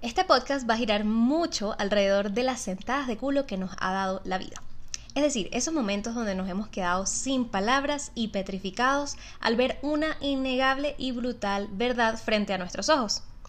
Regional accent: Maracaibo, Zulia, Venezuela; Yo soy maracucha, nací en el noventa y uno

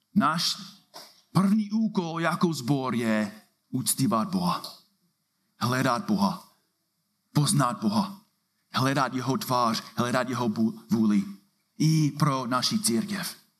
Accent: United States; Czech is a second language; now in Czech Republic; Jsem tady jako Američan

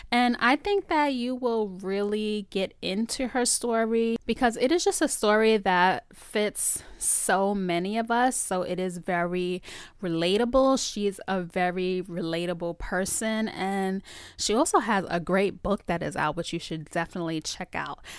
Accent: Bronx, New York, United States; in Bronx. Bronx. I'm from the Bronx.

